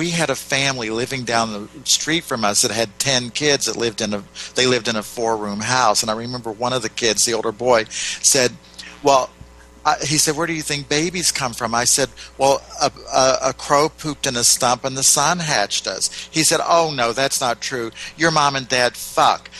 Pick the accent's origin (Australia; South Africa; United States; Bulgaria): United States; West Virginia; moved away; also born or lived in Ohio; I grew up down in West Virginia in basically a Southern Baptist town